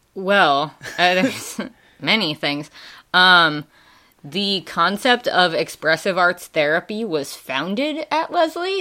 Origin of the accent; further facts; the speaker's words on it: Wisconsin, United States; accent: Wisconsin; moved away; also born or lived in Ansbach, Germany / Tennessee; that's not where I got my accent. That's definitely from Wisconsin. um, and my mom is originally from Wisconsin. So uh, as soon as we left Germany, went back there, spent most of my life there